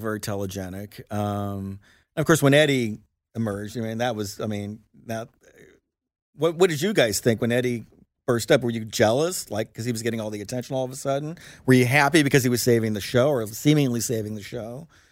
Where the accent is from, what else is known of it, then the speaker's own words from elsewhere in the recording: Lawrence, Indiana, United States; moved away; I'm from Lawrence, Indiana